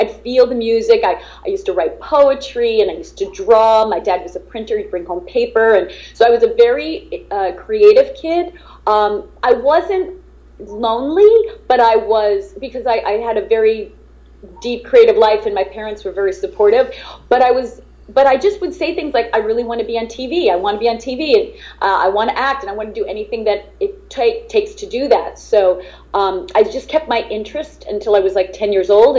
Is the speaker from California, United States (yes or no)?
no; Long Island, New York, United States; I'm originally from New York, born in Long Island